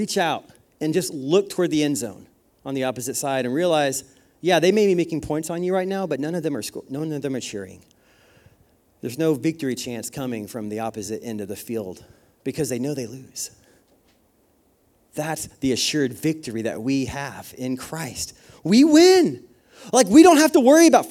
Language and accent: English; Oklahoma, United States; I grew up in Oklahoma. I grew up in the Midwest.